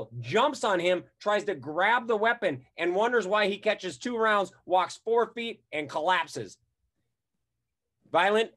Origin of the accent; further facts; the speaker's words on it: Wisconsin, United States; Wisconsin, that's my home state.